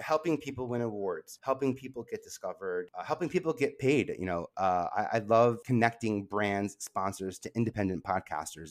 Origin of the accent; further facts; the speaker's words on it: New York, United States; I love being a New Yorker